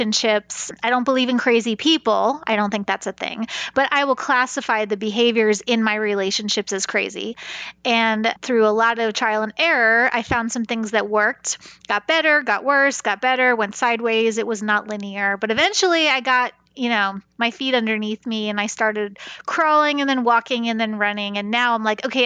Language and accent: English; New York, United States; now in Kansas, United States; I'm from New York originally